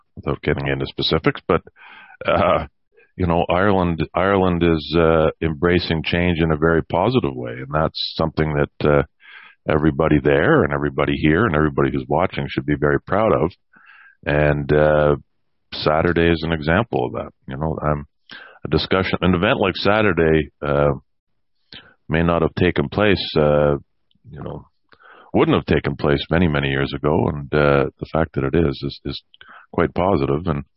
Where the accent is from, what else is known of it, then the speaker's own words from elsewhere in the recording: Canada; as a Canadian